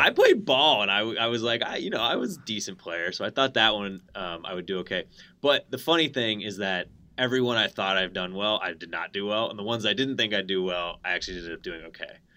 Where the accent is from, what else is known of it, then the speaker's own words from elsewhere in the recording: Connecticut, United States; I grew up in Connecticut